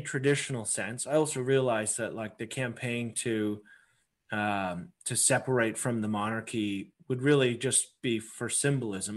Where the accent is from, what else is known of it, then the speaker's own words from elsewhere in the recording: Canada; as a Canadian